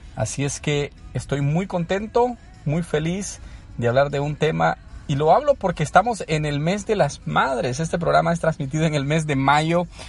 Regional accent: San Salvador, El Salvador; moved away as an adult; now in United States; soy de origen salvadoreño, eh, nací en un barrio de, la, de San Salvador, conocido como Sacamil, el área de la colonia Sacamil. ahí hice toda mi escuela

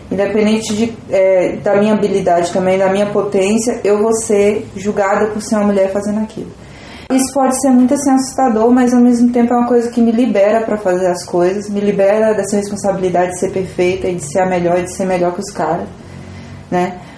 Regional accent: Vitória da Conquista, Bahia, Brazil; É, eu faço parte do coletivo Labres, sou aqui de Conquista também.

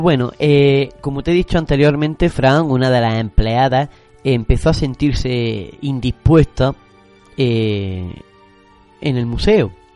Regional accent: Granada, Andalusia, Spain; como los granadinos lo, conocemos

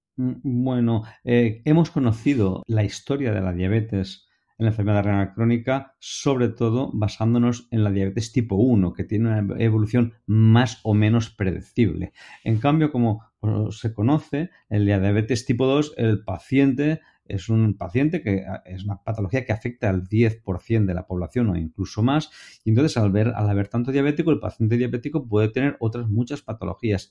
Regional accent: Valencia, Valencian Community, Spain; en Valencia, en mi tierra, cuando somos muy jovencitos, muy pequeñitos, de niños, ya nos ponen a estudiar música

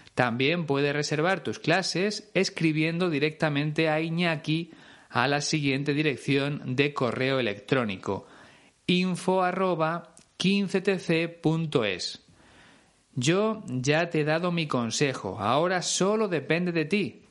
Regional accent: Spain; en mi país.

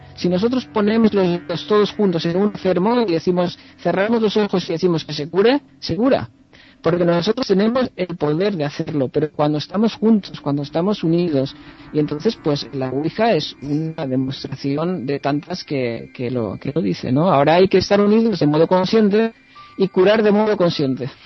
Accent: Dénia, Valencian Community, Spain; now in Amsterdam, Netherlands; yo vengo de Denia, eh, intento ir a Denia la vez que puedo, en Alicante

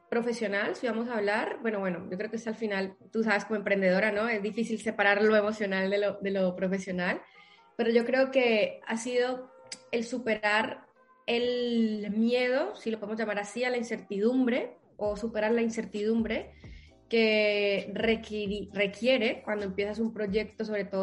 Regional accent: Colombia; now in Spain; Soy eso, soy colombiana, ¿vale? Soy madre y ahora pues vivo aquí en, España

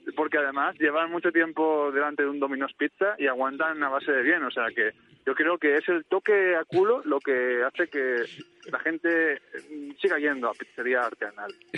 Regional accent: Manises, Valencian Community, Spain; un mítico cartel de mi pueblo

